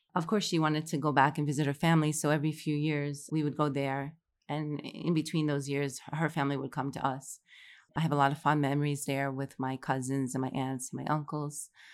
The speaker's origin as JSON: {"language": "English", "town": "New York City", "region": "New York", "country": "United States", "also_born_or_lived": "Morocco", "moved": "as an adult", "lives_now": "Saudi Arabia", "said": "I'm originally from Fresh Meadows, New York, which is, like, thirty minutes from New York City"}